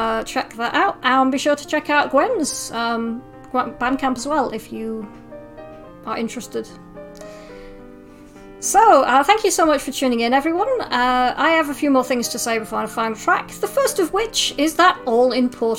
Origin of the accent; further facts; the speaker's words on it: Yorkshire and the Humber, United Kingdom; But I'm from Yorkshire